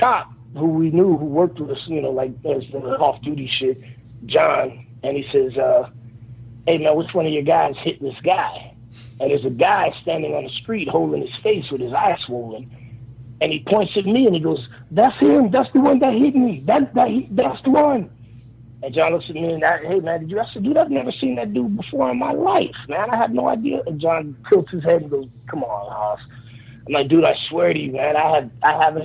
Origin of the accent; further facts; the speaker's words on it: Miami, Florida, United States; I grew up in Miami, so I was always watching Gordon Solie and Florida Championship Wrestling.